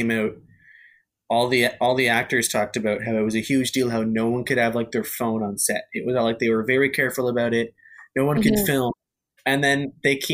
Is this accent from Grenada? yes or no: no; Ontario, Canada; my hometown where I grew up and where I live right now because of COVID is literally right on the border of Canada and America. Like we have like the Blue Water Bridge, which goes to America